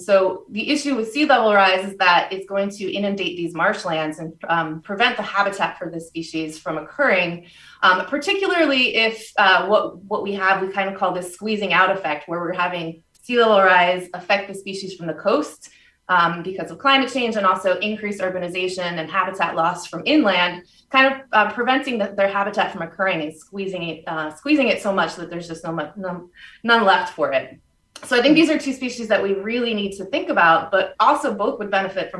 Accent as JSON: {"language": "English", "region": "New York", "country": "United States", "tie": "born or raised there", "said": "And so I grew up on Long Island and never saw ospreys until recently."}